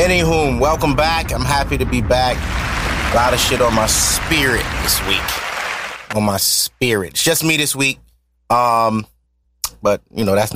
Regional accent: New York City, New York, United States; I'm from Harlem

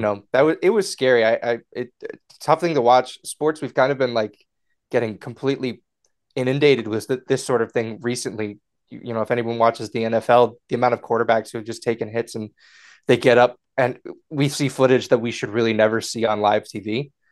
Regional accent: Connecticut, United States; I'm from Connecticut

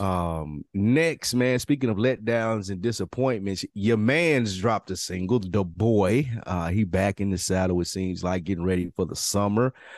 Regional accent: the South, United States; as a Southerner

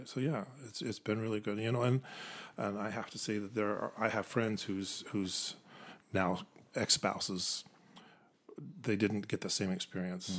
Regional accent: Orem, Utah, United States; moved away as an adult; also born or lived in Provo, Utah / Tacoma, Washington / Japan; I was born in Provo, pretty much raised in Orem. Went to Orem High School

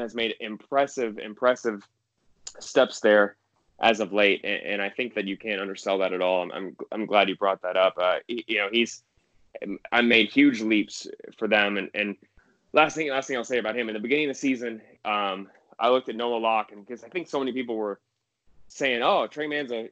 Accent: Gainesville, Florida, United States; someone who grew up in Gainesville

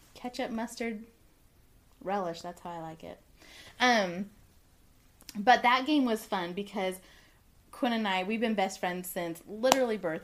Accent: Southern California, United States; I'm from Southern California

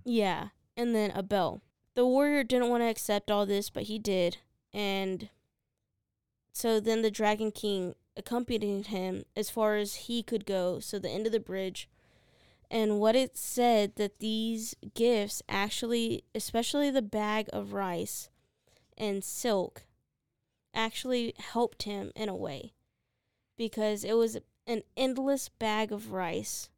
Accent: United States; I'm an American

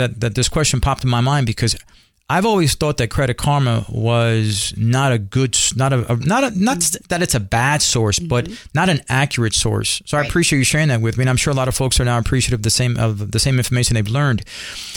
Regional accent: New York City, New York, United States; I'm Puerto Rican. I grew up in Spanish Harlem in the barrio in New York

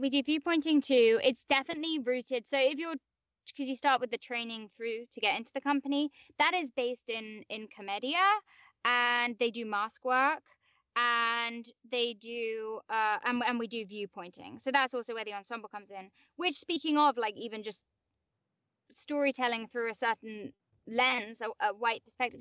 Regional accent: London, United Kingdom; accent: English; moved away; I grew up in like West London.

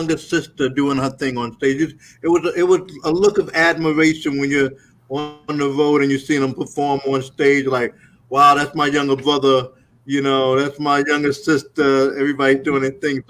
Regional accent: New York City, New York, United States; now in Atlanta, United States; I'm a kid from Brooklyn

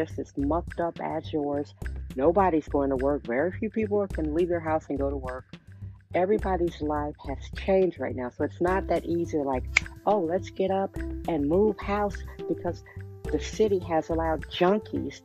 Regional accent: Milwaukee, Wisconsin, United States; now in San Francisco, United States; I'm from Milwaukee, Wisconsin. My parents divorced. I am one of seven children

